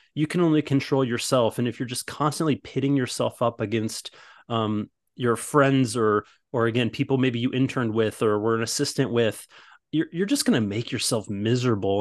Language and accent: English; Midwest, United States; moved away as an adult; now in Los Angeles, United States; I'm originally from the Midwest and all of my best friends are all from when I grew up